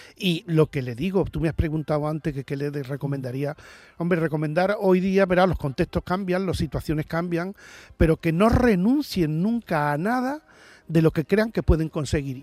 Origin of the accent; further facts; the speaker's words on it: Seville, Andalusia, Spain; yo soy del barrio del Cerro del Águila